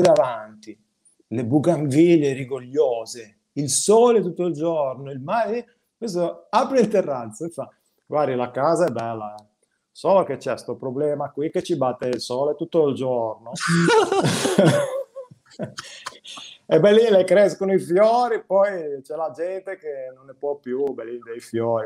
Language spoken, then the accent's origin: Italian; Genoa, Liguria, Italy; moved away as an adult; sono cresciuto a Genova fino a 26 anni, sono stato a Genova